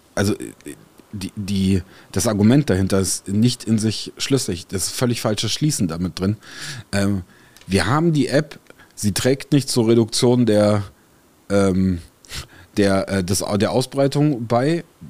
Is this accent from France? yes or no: yes; France; now in Germany; in Frankreich, äh, wo ich groß geworden bin